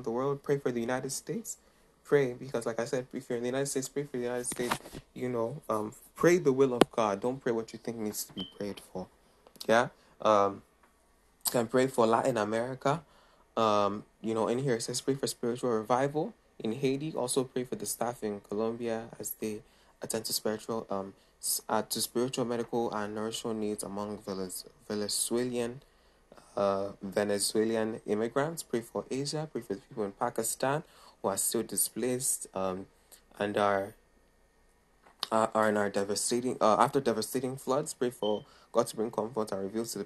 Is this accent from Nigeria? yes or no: yes; Nigeria; I come from Nigeria, so I love Nigeria.